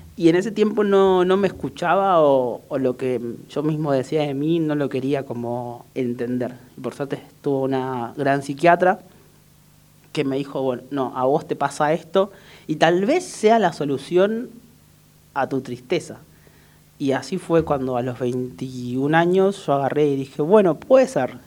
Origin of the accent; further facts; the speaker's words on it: Córdoba, Argentina; moved away as an adult; also born or lived in Salta / Buenos Aires; nací en Salta, pero la verdad que me crié en Córdoba, entonces me considero más cordobés que otra cosa. No tengo mucha tonada, pero por ahí cuando me enojo me sale bastante